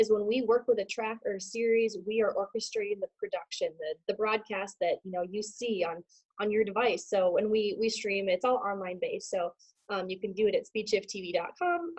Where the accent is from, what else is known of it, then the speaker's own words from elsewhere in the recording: Minneapolis, Minnesota, United States; moved away as an adult; now in Indianapolis, United States; Born and raised in Minneapolis, the Great White North